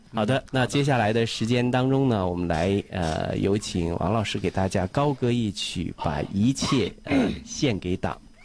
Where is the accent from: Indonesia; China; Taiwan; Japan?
China; Weihai, Shandong; 无论走到哪里，我们都是威海人